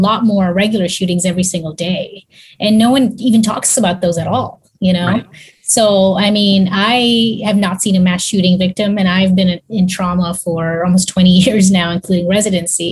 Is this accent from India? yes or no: no; Kenya; also born or lived in Texas; now in Houston, United States; I grew up in Africa actually, and I go back to Africa often.